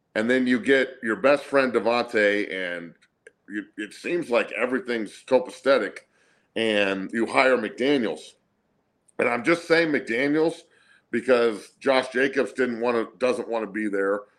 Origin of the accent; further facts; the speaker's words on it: Denver, Colorado, United States; also born or lived in Santa Cruz, California; I grew up in Denver, but I was born in Santa Cruz